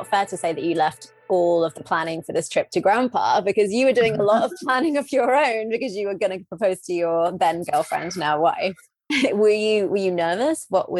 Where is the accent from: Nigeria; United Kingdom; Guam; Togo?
United Kingdom; England; as an English person